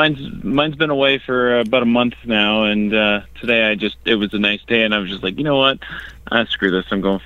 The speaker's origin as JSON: {"language": "English", "town": "Port Hope", "region": "Ontario", "country": "Canada", "said": "I'm actually just outside, just east of Toronto. So, I'm actually from Port Hope originally."}